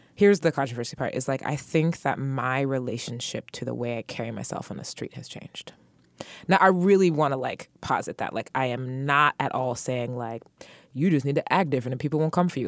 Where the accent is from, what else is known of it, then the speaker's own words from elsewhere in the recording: Dubai, United Arab Emirates; moved away; also born or lived in San Francisco; I'm from Dubai